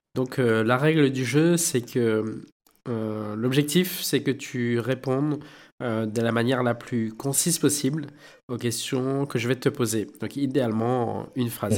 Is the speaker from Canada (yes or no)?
no; Réunion; chez nous à La Réunion, on dit euh, tipa tipa